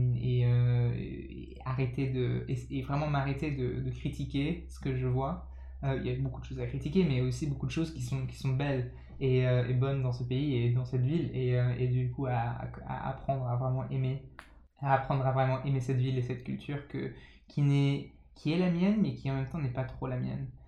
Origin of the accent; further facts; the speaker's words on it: France; j'ai grandi en, en, France de parents anglais